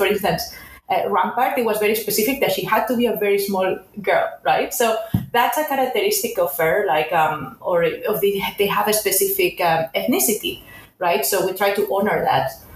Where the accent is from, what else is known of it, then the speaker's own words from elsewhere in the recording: a town near Barcelona, Catalonia, Spain; now in Los Angeles, United States; I'm originally from Spain, from a town near Barcelona.